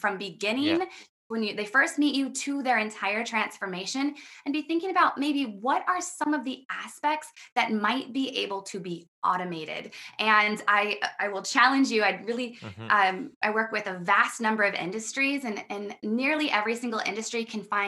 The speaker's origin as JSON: {"language": "English", "region": "Midwest America", "country": "United States", "said": "I come from Midwest America, and I was really raised"}